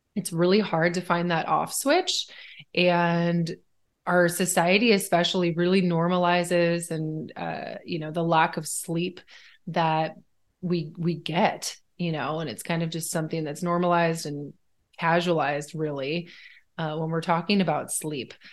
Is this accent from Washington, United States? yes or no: yes; Washington, United States; also born or lived in Sweden; Washington is like a four season state